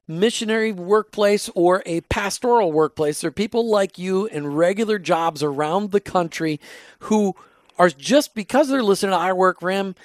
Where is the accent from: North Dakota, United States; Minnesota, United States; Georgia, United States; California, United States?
Minnesota, United States; Minneapolis; moved away as an adult; I grew up in Minneapolis, St. Paul